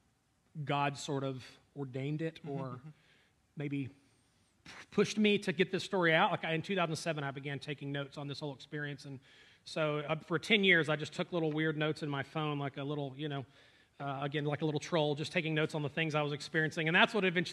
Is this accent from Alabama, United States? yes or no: yes; North Alabama, United States; grew up in North Alabama.